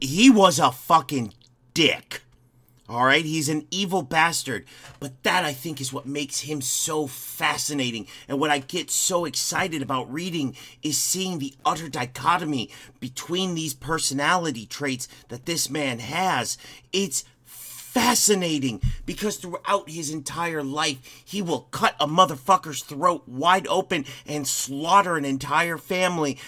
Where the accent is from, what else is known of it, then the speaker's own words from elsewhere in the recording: Crown Point, Indiana, United States; my hometown of Crown Point